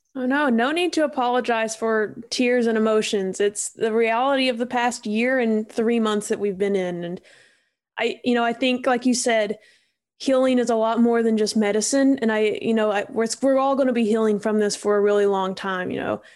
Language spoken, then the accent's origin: English; Eastern Kentucky, United States; I'm from Eastern Kentucky, and so it, in where I'm from, your loyalties are like to your high school